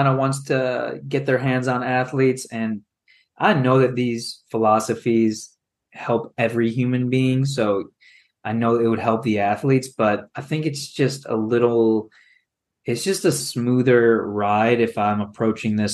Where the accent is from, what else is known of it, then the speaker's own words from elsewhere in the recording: Chicago, Illinois, United States; us being Chicago guys growing up in the Chicago Bulls dynasty era